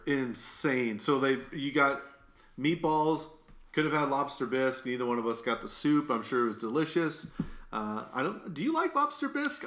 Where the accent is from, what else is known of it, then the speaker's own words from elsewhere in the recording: Midwest, United States; you can tell I'm from the Midwest just by saying